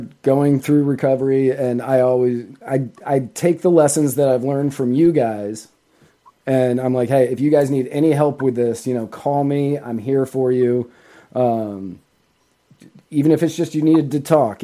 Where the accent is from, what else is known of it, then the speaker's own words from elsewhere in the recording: California, United States; I was born there